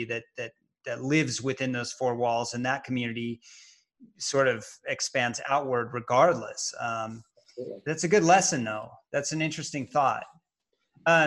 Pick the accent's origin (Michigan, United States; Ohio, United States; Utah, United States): Utah, United States; Salt Lake City; I grew up in Salt Lake City